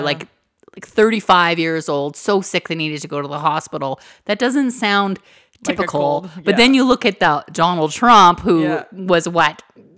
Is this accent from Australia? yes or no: no; Canada; We're Canadian.